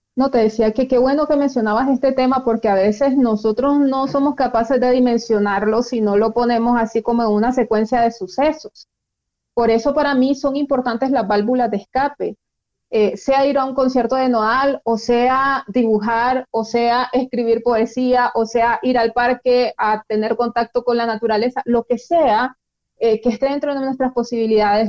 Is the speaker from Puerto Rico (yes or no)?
no; Nicaragua; como nicaragüenses